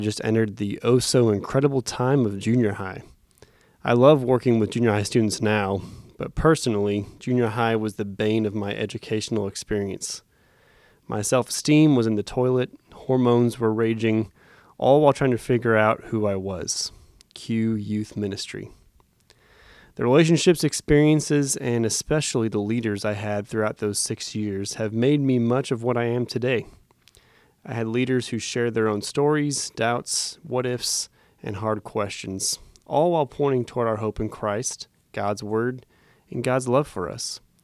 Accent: Phoenix, Arizona, United States; I was born in Phoenix, Arizona

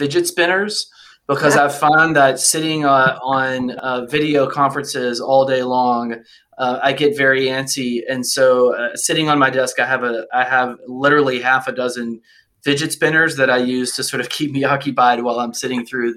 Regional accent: Alabama, United States; moved away; also born or lived in Washington; I grew up in Alabama, and my family actually had a coal mining company, a company that stripped mine coal in North Alabama

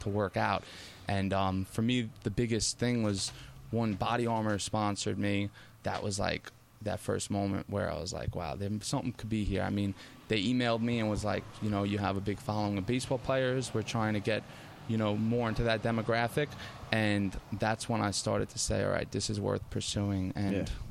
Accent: Lake Ronkonkoma, New York, United States; I grew up over here in Lake Ronkonkoma

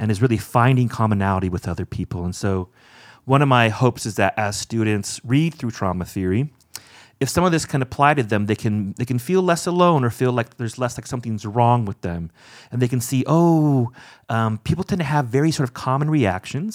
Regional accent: Orange County, California, United States; moved away as an adult; also born or lived in Evanston, Illinois; now in South Bend, United States; I grew up in Orange County, California

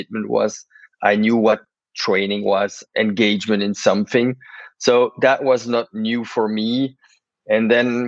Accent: Brussels, Brussels-Capital Region, Belgium; I was born in Brussels

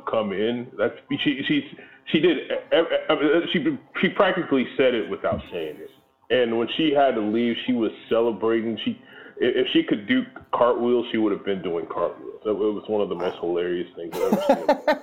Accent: Alief, Texas, United States; back in those days when we grew up there, it wasn't that bad

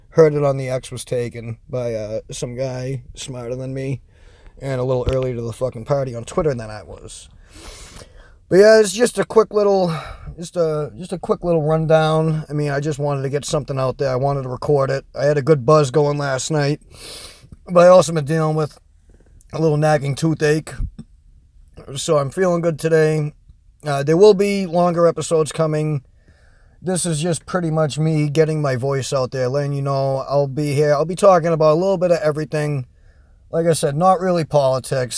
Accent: Massachusetts, United States; accent: Boston; I'm from Massachusetts, so my Boston accent does shine through sometimes

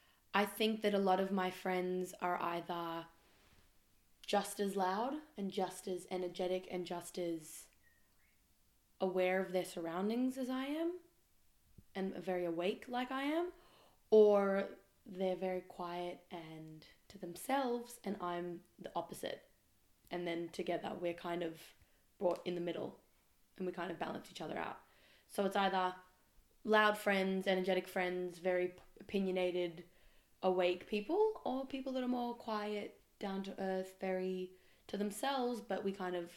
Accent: Melbourne, Victoria, Australia; also born or lived in Israel; I live currently in Melbourne. I'm from Melbourne, but also from Israel. Bit half-half in my life, I reckon. And I moved back to Australia about 6 months ago, just before the first lockdown.

